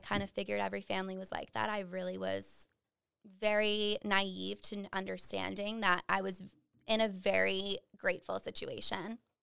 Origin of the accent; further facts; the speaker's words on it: Dudley, Massachusetts, United States; I am from Dudley, Massachusetts, central Mass, super small town